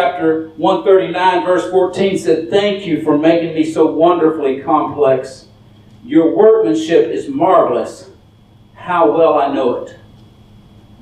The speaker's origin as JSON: {"language": "English", "town": "Dallas", "region": "Texas", "country": "United States", "said": "I'm from Dallas"}